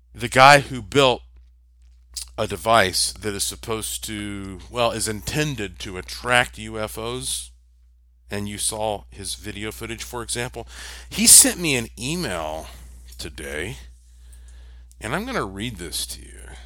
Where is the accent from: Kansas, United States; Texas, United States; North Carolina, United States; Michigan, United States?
North Carolina, United States; Western; moved away; also born or lived in Puerto Rico; I'm from Western North Carolina, which is rich with gems and minerals